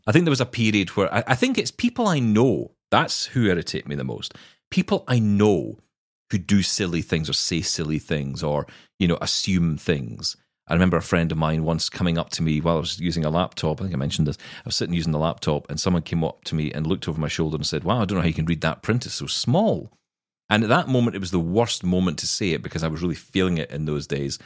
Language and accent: English; Glasgow, Scotland, United Kingdom; I am Scottish and it is in my blood.